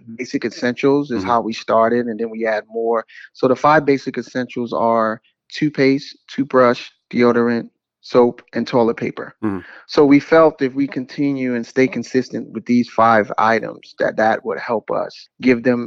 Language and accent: English; New York City, New York, United States; also born or lived in Washington, D.C.; now in Atlanta, United States; I'm originally from Brooklyn, New York.